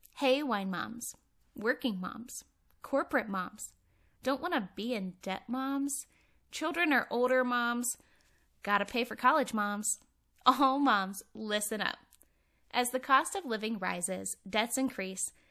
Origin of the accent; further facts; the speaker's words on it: Cleveland, Ohio, United States; now in Northern Nevada, United States; I moved to Northern Nevada. Um, I'm originally from Cleveland